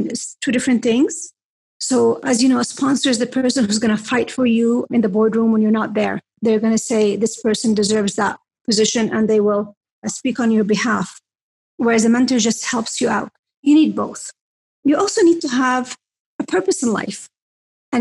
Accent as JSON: {"language": "English", "town": "Mecca", "region": "Makkah Province", "country": "Saudi Arabia", "moved": "yes", "said": "I'm from Mecca."}